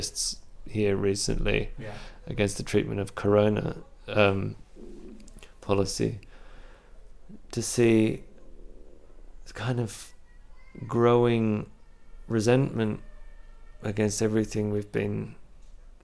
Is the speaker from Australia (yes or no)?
yes; Canberra, Australian Capital Territory, Australia; now in Berlin, Germany